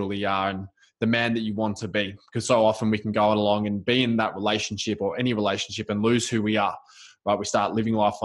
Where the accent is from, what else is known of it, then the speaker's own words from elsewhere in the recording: Melbourne, Victoria, Australia; I'm from Melbourne, Australia